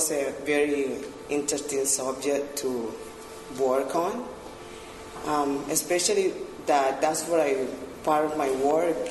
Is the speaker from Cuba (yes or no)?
yes; Cuba; moved away as an adult; now in Peterborough, Canada; I am originally from Cuba. I've been in town for 10 years.